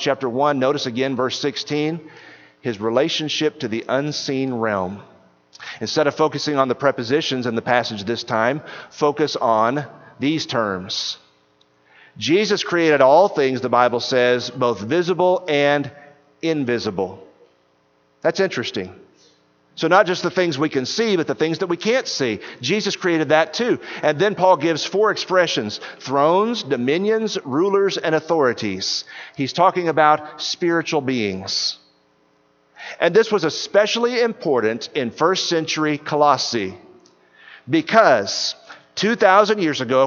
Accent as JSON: {"language": "English", "region": "East Texas", "country": "United States", "tie": "born or raised there", "said": "I grew up in East Texas"}